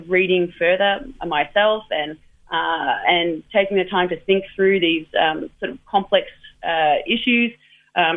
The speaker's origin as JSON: {"language": "English", "country": "Australia", "said": "I come from Australia"}